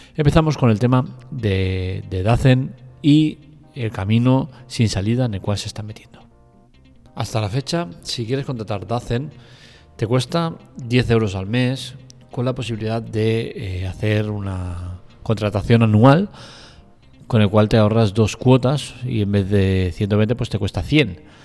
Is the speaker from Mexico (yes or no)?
no; Spain; somos los españoles